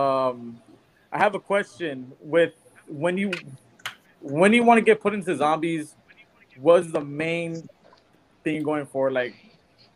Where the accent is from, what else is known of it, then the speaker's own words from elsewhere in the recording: Rio Grande Valley, Texas, United States; now in San Antonio, United States; I was from the Rio Grande Valley, then I moved to San Antonio.